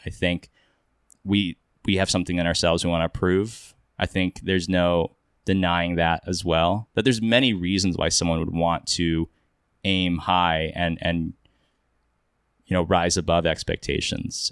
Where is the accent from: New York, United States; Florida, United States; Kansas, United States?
Kansas, United States; now in Los Angeles, United States; I grew up in Kansas, um, now I live in L A, I do film